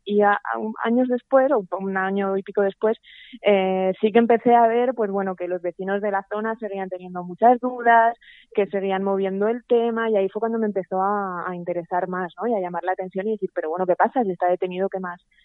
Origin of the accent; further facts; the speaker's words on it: Zaragoza, Aragon, Spain; now in Madrid, Spain; yo soy de Zaragoza, aunque viva en Madrid